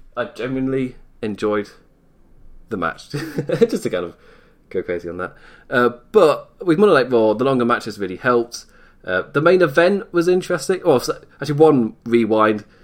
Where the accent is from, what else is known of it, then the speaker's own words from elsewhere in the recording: England, United Kingdom; I am English